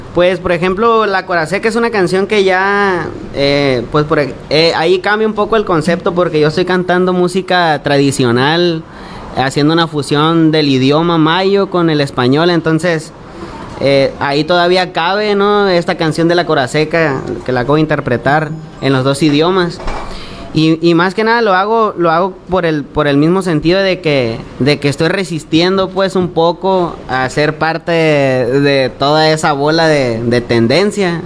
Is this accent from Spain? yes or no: no; Navojoa, Sonora, Mexico; somos del pueblo de los Guayums, Navajoa, Sonora. Este, pues ahí toda mi infancia ahí me la pasé